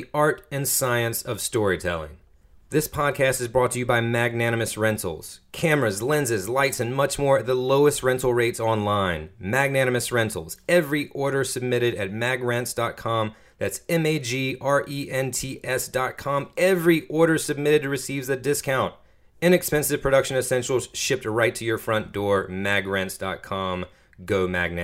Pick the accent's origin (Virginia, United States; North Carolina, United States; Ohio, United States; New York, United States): North Carolina, United States; Washington; now in Durham, United States; my friends back home in Little Washington, my hometown, and surrounding areas